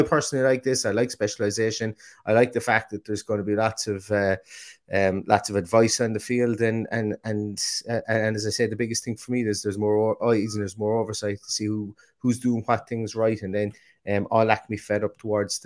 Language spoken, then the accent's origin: English; Limerick, Munster, Ireland; born or raised there; moved away